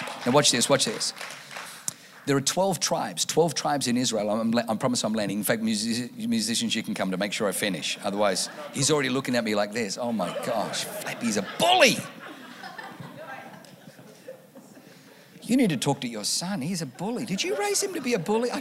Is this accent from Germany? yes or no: yes; Germany; now in California, United States; I was born in Germany